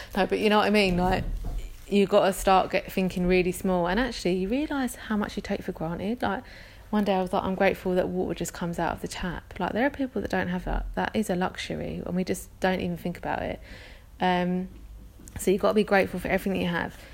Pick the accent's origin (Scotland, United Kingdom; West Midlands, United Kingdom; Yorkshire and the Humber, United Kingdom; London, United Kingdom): London, United Kingdom; accent: London; I'm from London. You can probably tell that from my accent.